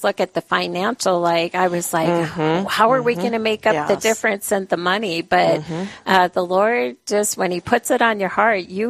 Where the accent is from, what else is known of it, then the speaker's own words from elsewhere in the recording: Spearfish, South Dakota, United States; I'm from Spearfish here.